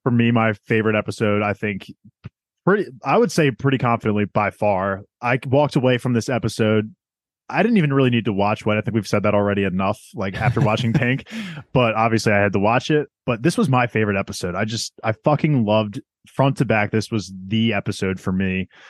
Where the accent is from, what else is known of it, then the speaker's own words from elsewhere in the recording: South Korea; I'm from South Korean.